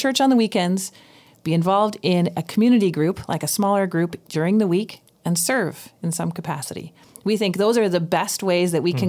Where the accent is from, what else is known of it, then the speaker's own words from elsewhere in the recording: Vancouver, British Columbia, Canada; And it's a real challenge for me because I grew up in Vancouver.